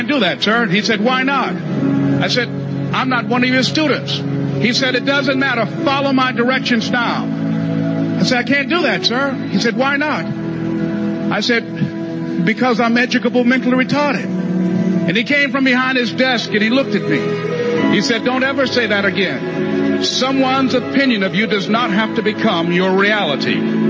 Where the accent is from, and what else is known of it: Miami, Florida, United States; born or raised there